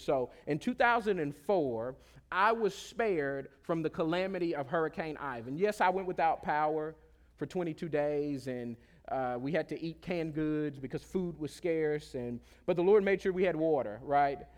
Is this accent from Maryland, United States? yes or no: no; Pensacola, Florida, United States; moved away; I grew up on the Gulf Coast of Florida in a small country town, uh, uh, uh, uh, south of Alabama called Pensacola, Florida